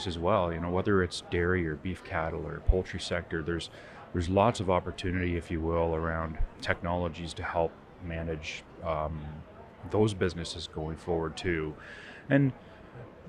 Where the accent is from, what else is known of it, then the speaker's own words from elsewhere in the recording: Southwestern Ontario, Canada; I'm from Southwestern Ontario, but been exposed across agriculture, if you will, in Canada